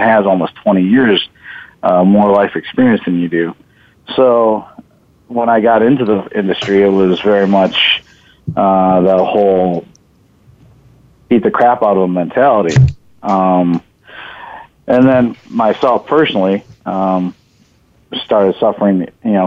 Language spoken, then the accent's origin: English; Buffalo, New York, United States; now in San Jose, United States; I grew up in Buffalo, New York. So I moved out here in San Jose, California back in 97.